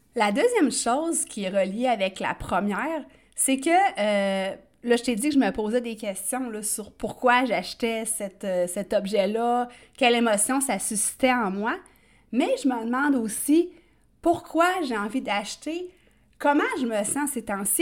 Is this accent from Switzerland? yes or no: no; Quebec, Canada; accent: Québécois; comme on dit en bon québécois